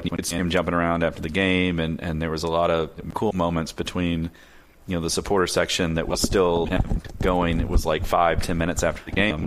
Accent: Louisville, Kentucky, United States; Growing up in Louisville

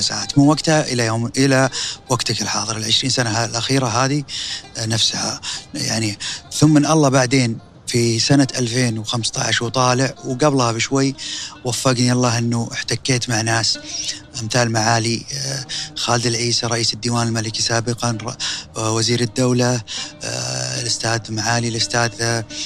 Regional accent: Saudi Arabia; كسعودي انا

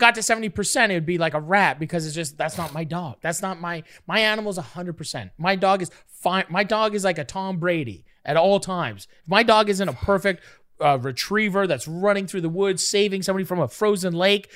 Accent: Toronto, Ontario, Canada; now in Los Angeles, United States; I'm from Toronto

